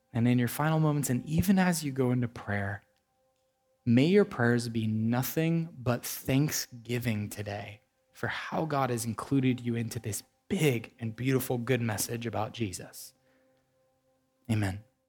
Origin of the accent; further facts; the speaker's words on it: United States; as an American